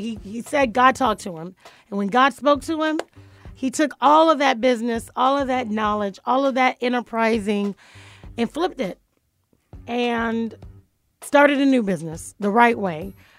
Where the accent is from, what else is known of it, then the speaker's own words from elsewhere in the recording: Florida, United States; I'm from Dade County.